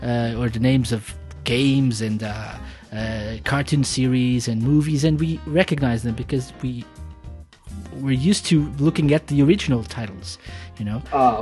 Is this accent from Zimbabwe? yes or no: no; Portugal; when I was growing up in Portugal